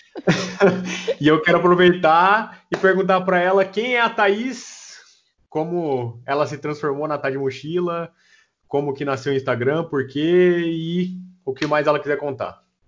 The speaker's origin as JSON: {"language": "Portuguese", "region": "interior of São Paulo", "country": "Brazil", "said": "Eu sou do interior de São Paulo."}